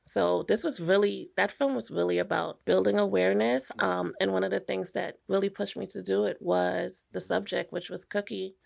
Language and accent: English; New York City, New York, United States; I'm from New York